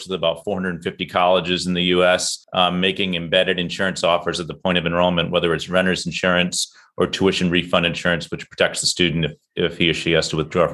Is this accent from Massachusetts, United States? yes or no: yes; Boston, Massachusetts, United States; I'm from Boston